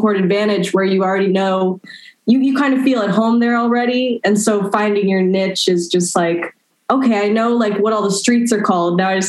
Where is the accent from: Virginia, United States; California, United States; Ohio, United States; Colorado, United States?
California, United States; Los Angeles; Well, at the time, it was just really, really far from Los Angeles.